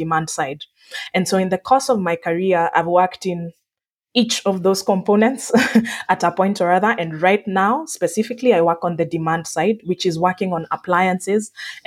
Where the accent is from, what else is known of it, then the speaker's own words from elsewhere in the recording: Nairobi, Kenya; I grew up in Nairobi